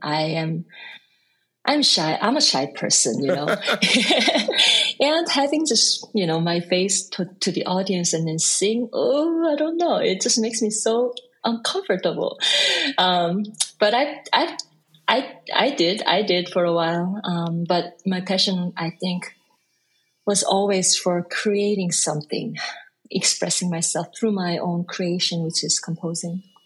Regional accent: South Korea; English is a second language; moved away as an adult; also born or lived in Busan, South Korea / Seoul, South Korea / Boston, United States; now in Brooklyn, New York, United States; I was born in born in Busan, but I lived in Seoul, so both are my cities

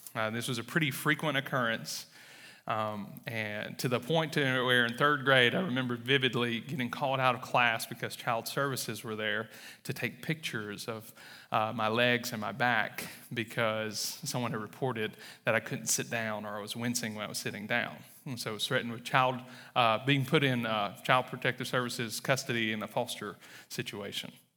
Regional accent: Wesson, Mississippi, United States; accent: Southern; moved away as an adult; also born or lived in Louisiana / Texas / Iraq; I was born and raised in Mississippi

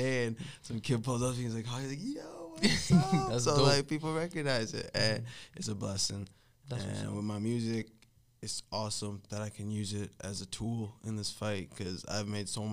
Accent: Edmonton, Alberta, Canada; I grew up in Riverbend

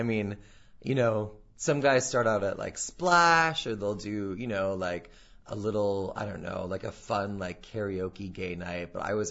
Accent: North Dakota, United States; moved away as an adult; now in New York, United States; I grew up in North Dakota all my life, and then I went to school out there, and then when I turned 22, I literally just bought a one-way plane ticket and packed a duffel bag and moved to New York.

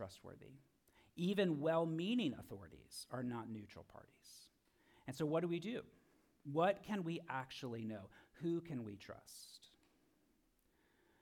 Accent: Florida, United States; I'm from Florida

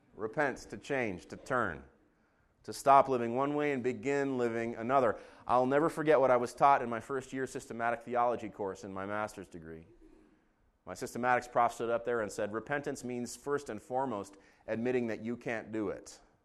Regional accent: Israel; moved away; I grew up in Israel

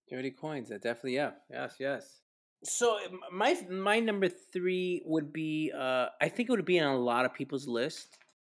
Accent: New York City, New York, United States; growing up in New York City, uh, especially, you know, there during the early 80s

